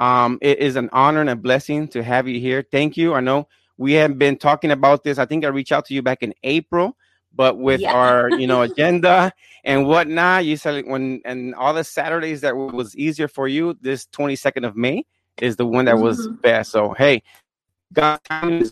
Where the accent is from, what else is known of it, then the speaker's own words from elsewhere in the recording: Puerto Rico; I'm from Puerto Rico.